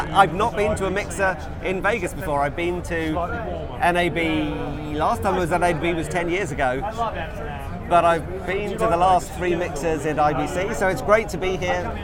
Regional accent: London, United Kingdom; I'm from London, UK.

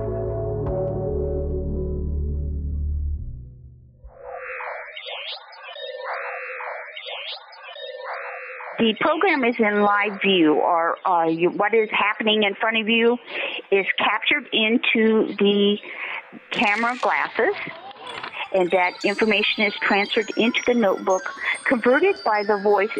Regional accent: Buffalo, New York, United States; I'm from Buffalo, New York

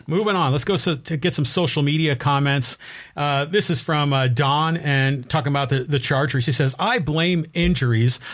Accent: San Francisco, California, United States; moved away; that's my hometown team. I was a senior in high school when Joe Montana, um, had won Super Bowl sixteen.

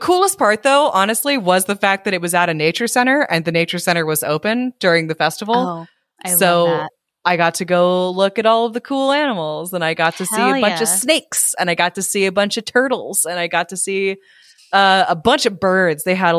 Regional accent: United States; I am an American

